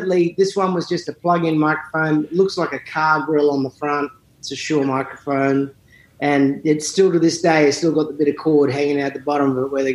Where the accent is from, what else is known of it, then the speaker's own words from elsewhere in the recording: Sydney, New South Wales, Australia; moved away as an adult; also born or lived in St Leonards, Sydney; now in Nashville, United States; I grew up in a suburban area called Northbridge, which was about 15 minutes from the centre of Sydney, maybe 20.